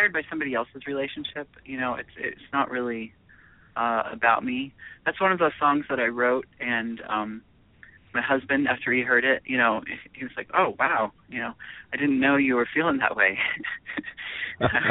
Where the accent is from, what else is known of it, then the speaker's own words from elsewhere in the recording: Seattle, Washington, United States; now in New York City, United States; I'm from Seattle, Washington, which is a much more mellow town